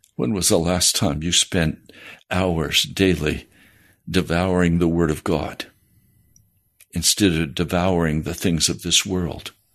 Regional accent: United States; Most of us growing up in the American church also grew up in the American culture

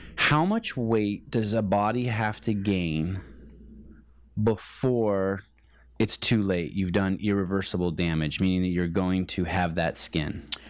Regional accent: Bay Area, California, United States; I grew up in the Bay Area.

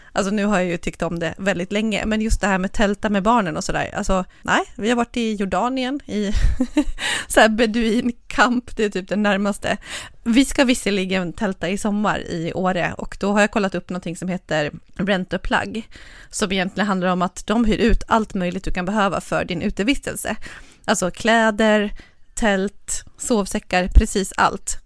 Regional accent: Dalarna County, Sweden; Jag är ju från, från Dalarna

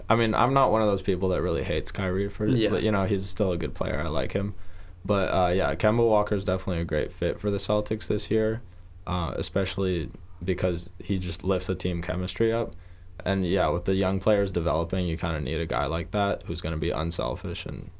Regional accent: Croatia; He's a Croatian soccer player, so I'd put him at the top because I'm from Croatia.

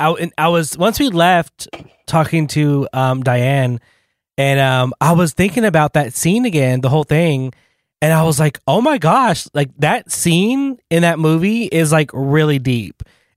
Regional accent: Texas, United States; I'm from Texas

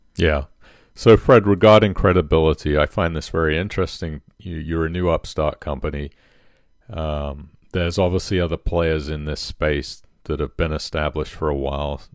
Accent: Poole, South West England, United Kingdom; my hometown of Poole

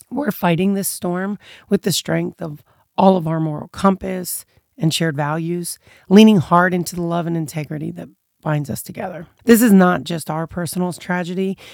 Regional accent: United States; as an American being brought up one way

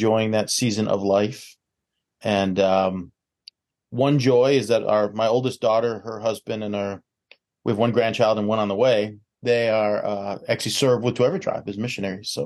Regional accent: Chicago area, Illinois, United States; I am a native from the Chicago area. So grew up about 20 miles west of downtown Chicago

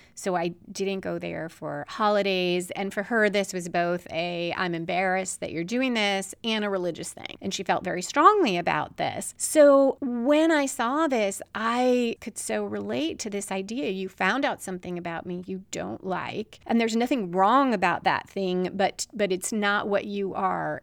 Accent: Chicago, Illinois, United States; Chicago, my hometown

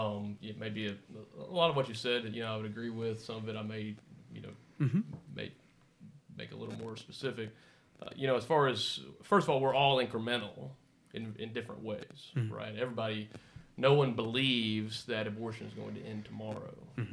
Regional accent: Houston, Texas, United States; I was raised in Texas, born and raised, grew up in the Houston area.

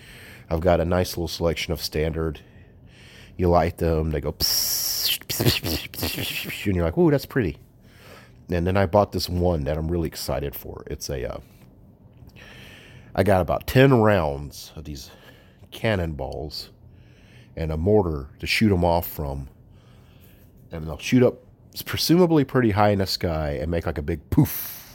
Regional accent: the South, United States; I'm from the South, so of course I love shooting fireworks.

